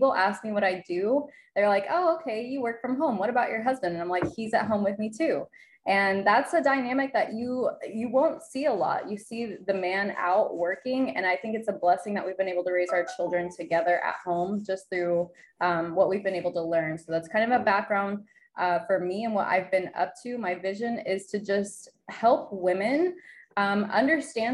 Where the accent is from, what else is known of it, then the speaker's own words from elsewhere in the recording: Guymon, Oklahoma, United States; moved away as an adult; also born or lived in Dallas / Michigan; now in Puerto Rico; I'm from Guymon, Oklahoma. It's a really, really small town in Oklahoma in the panhandle